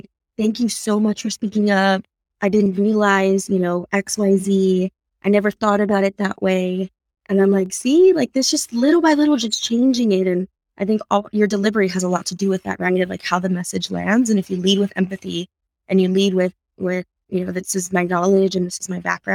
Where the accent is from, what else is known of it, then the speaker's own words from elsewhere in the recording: San Antonio, Texas, United States; I grew up on the South Side, but like I mentioned, my dad was a janitor on the east side of San Antonio.